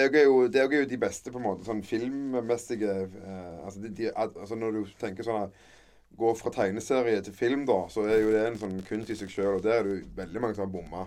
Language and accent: Norwegian; Kverneland, Rogaland, Norway; accent: mixed Jæren dialect; also born or lived in Sandnes; vi, er vel født og oppvokst på Frøyland